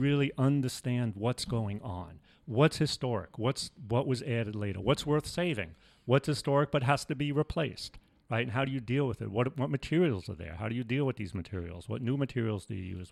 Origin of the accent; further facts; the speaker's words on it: New York City, New York, United States; moved away as an adult; also born or lived in Manhattan / Brooklyn / Binghamton / Buffalo; I grew up in New York, uh, mostly in the Bronx, but I lived, I was actually born in Manhattan, lived in Brooklyn